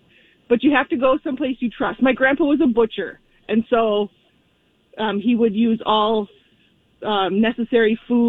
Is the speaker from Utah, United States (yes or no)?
no; Wisconsin, United States; now in Minneapolis–Saint Paul, United States; I grew up in Wisconsin. I do live in the cities here.